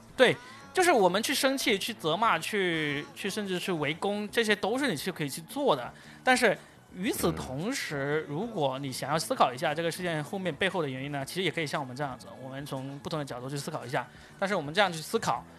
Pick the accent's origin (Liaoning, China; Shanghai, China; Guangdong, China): Guangdong, China; 我是广东的